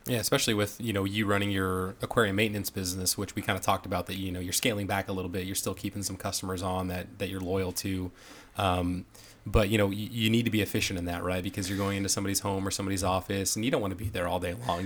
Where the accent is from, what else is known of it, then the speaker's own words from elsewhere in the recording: Northern California, United States; I'm from Northern California